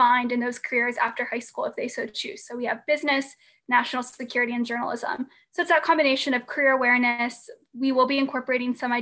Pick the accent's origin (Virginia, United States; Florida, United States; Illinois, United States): Virginia, United States; Loudoun County; I was incredibly fortunate growing up in Loudoun County